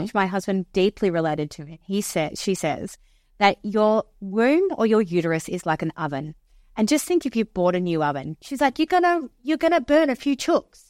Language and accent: English; Wagga Wagga, New South Wales, Australia; I'm from the South, I'm from Wagga.